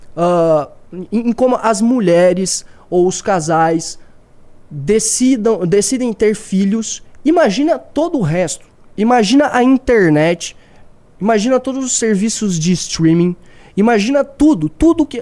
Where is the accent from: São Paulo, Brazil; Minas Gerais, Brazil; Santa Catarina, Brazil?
Santa Catarina, Brazil; lá da minha terra, lá de Santa Catarina